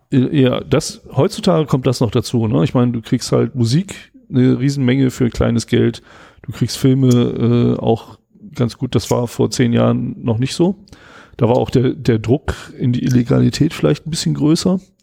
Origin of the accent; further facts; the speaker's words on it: Germany; also born or lived in England; als Deutscher